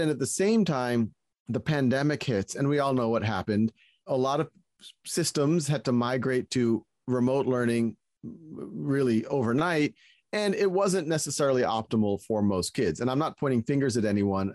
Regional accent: New Orleans, Louisiana, United States; moved away; I was born and raised in New Orleans

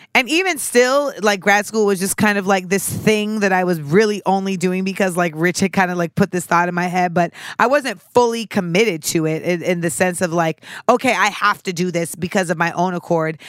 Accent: Orlando, Florida, United States; moved away; I grew up in Orlando, Florida.

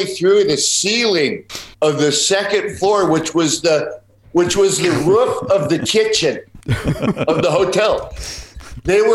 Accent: Chicago, Illinois, United States; now in Calabasas, United States; we're Chicago guys.

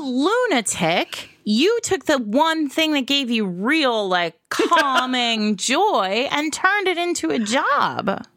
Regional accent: New England, United States; now in New York City, United States; I grew up in New England and now I live in New York City

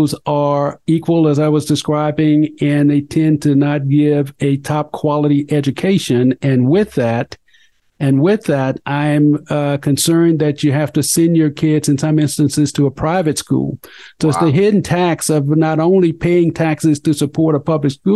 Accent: Mississippi Delta, United States; moved away; also born or lived in Colorado; I grew up in the Mississippi Delta, son of sharecroppers in the Jim Crow era.

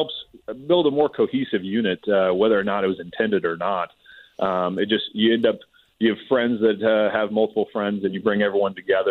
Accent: Austin, Texas, United States; now in Nashville, United States; I am from Austin, Texas. I grew up more and listened to some Texas country

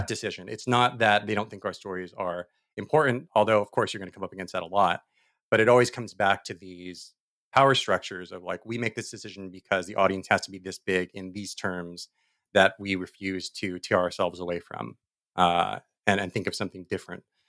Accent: Diamond Bar, California, United States; I was born in Diamond Wire, which is the town that I think is as old as I am

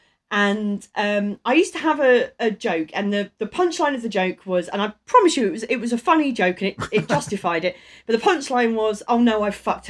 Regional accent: Maidstone, South East England, United Kingdom; I'm from Maidstone

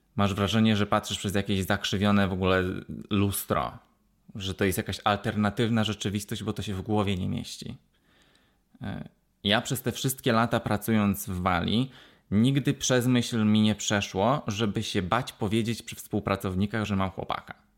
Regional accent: Poland; now in Wales, United Kingdom

